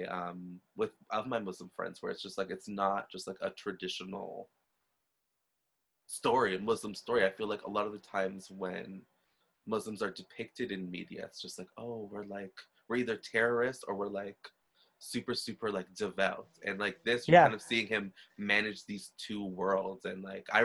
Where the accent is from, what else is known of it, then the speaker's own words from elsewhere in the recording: Trinidad & Tobago; I'm Trinidadian, right? So Trinidad's a little different, but from being like Black and Indian